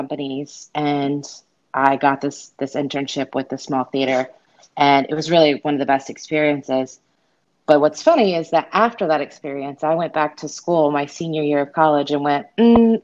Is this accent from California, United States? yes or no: no; Myrtle Beach, South Carolina, United States; also born or lived in Unicoi, Tennessee; now in Tennessee, United States; my hometown, Myrtle Beach, South Carolina